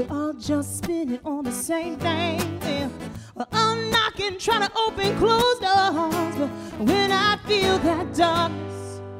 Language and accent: English; South Carolina, United States; also born or lived in Atlanta; now in Nashville, United States; I was living in Atlanta before I moved to Nashville 5 years ago. And I'm originally from South Carolina. And only when I say South Carolina does a twang come out.